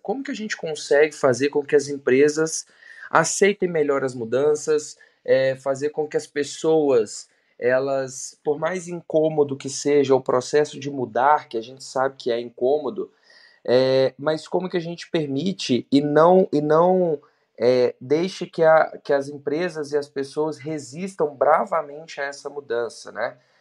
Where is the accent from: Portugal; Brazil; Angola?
Brazil; Belo Horizonte, Minas Gerais; sou de Belo Horizonte, 33